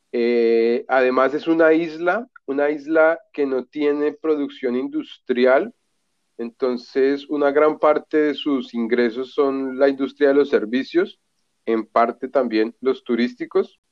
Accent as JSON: {"language": "Spanish", "region": "Bogotá", "country": "Colombia", "moved": "as an adult", "lives_now": "Florianópolis, Brazil", "said": "Yo soy de Bogotá"}